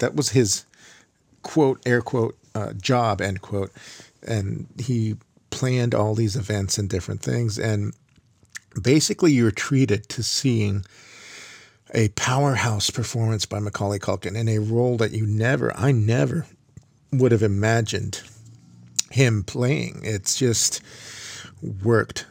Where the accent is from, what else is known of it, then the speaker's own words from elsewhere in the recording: Miami, Florida, United States; I grew up in Miami, biking all over Miami